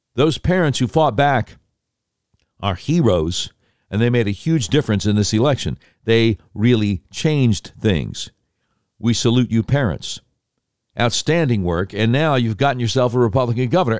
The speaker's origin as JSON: {"language": "English", "town": "Charlotte", "region": "North Carolina", "country": "United States", "tie": "born or raised there", "also_born_or_lived": "Norfolk, Virginia", "said": "I was born in Norfolk, Virginia. Grew up in Charlotte, but born in Virginia"}